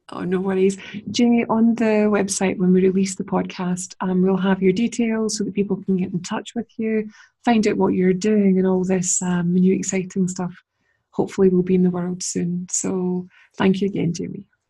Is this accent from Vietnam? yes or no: no; Scotland, United Kingdom; accent: Scottish; my lovely Scottish accent